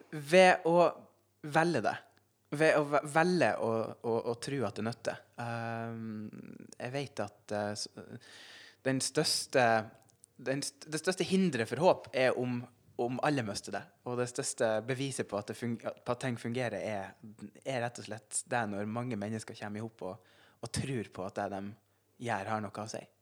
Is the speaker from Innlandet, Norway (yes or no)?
no; Senja, Troms, Norway; also born or lived in Finnsnes; jeg vokste opp uh, på Senja uh, og gikk videregående på Finnsnes